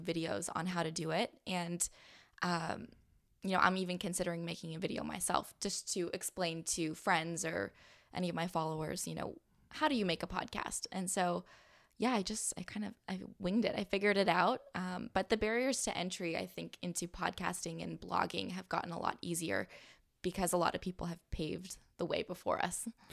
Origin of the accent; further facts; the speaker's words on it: San Diego, California, United States; moved away as an adult; also born or lived in Missouri / Palm Springs, California; I'm from San Diego